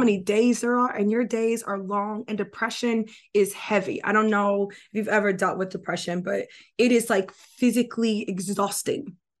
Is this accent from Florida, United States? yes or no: yes; Florida, United States; moved away; I'm from Florida originally